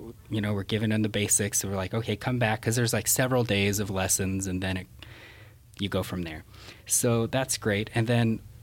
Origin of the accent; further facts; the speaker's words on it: Salt Lake City, Utah, United States; we're from Salt Lake